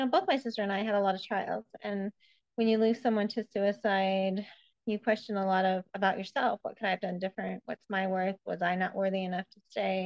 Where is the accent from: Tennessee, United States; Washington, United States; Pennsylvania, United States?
Washington, United States; Spokane; also born or lived in Iowa; I'm from Spokane and grew up here